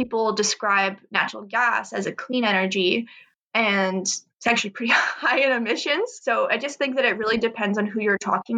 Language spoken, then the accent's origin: English; Canada; as a Canadian